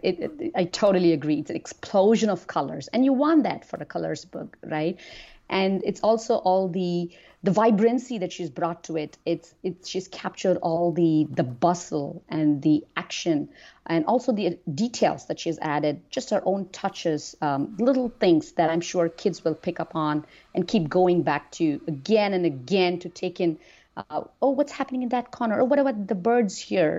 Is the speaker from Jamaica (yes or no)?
no; India; now in United States; growing up in India